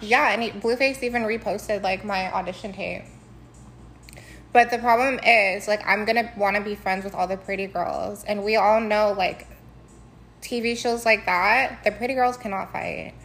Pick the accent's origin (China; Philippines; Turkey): Philippines; I'm Filipina